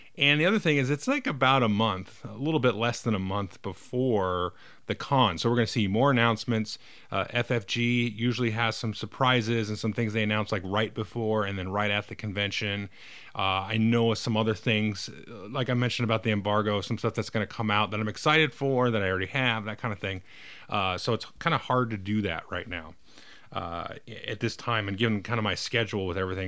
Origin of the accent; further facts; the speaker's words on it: United States; I, as an American